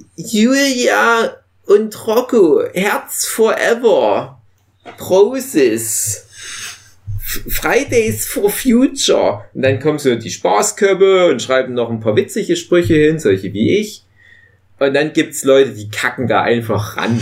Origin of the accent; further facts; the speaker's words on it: Erzgebirge, Saxony, Germany; bei uns im Erzgebirge